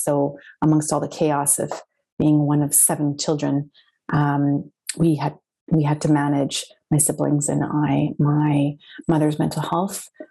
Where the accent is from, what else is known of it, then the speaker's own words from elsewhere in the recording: Winnipeg, Manitoba, Canada; I'm from Winnipeg, Manitoba, Canada